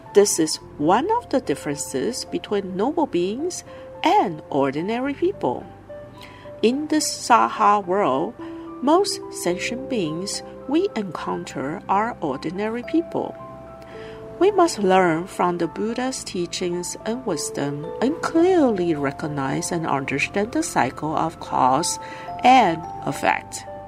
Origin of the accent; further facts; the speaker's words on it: Hualien County, Taiwan; I am from Hualien.